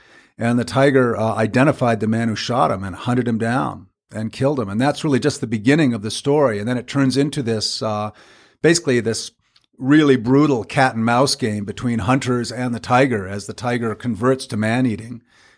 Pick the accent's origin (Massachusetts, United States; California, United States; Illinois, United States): Massachusetts, United States; Cambridge; now in Vancouver, Canada; I'm a journalist and author based now in Vancouver, British Columbia, but born and raised in Cambridge, Massachusetts, and I think that's where I learned my love of good writing